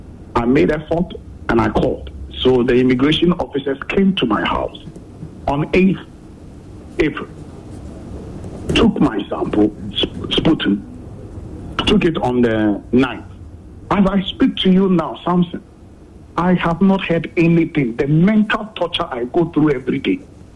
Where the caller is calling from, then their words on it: Kumasi, Ashanti, Ghana; Yeah, from Kumasi.